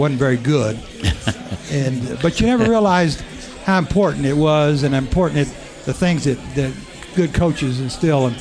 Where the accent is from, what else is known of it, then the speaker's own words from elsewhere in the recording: Ysleta, Texas, United States; moved away as an adult; And I'm from Esaleta, Texas